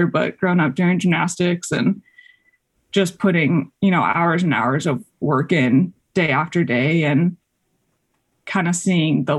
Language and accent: English; Colorado, United States; moved away as an adult; also born or lived in Texas / Washington; I grew up in Colorado, so kind of in my backyard